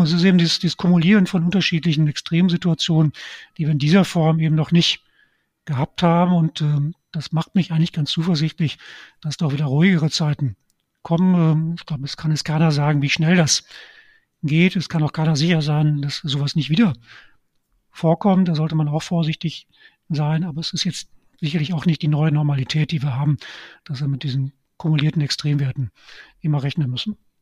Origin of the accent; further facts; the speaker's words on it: Cologne, North Rhine-Westphalia, Germany; also born or lived in Dortmund / Stuttgart; meine Heimatstadt Köln